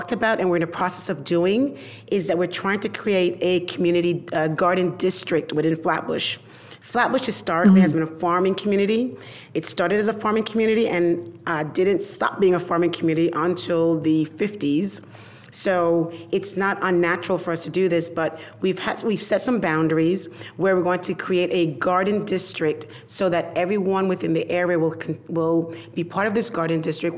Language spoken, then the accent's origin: English; Panama; now in Brooklyn, United States; I come from Panama. I come from the jungle, literally